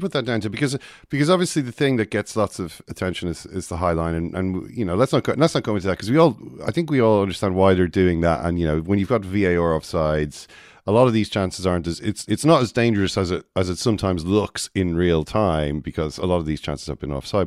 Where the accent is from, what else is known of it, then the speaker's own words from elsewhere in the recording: Ireland; we're all Irish